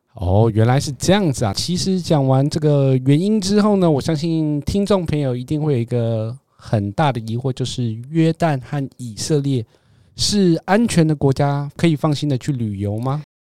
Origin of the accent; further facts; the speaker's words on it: Taiwan; 我们台湾人